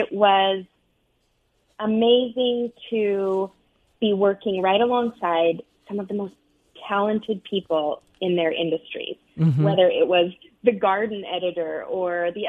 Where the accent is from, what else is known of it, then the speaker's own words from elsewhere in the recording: United States; moved away as an adult; also born or lived in Arizona / Utah; now in New York, United States; I grew up out west in Arizona and Utah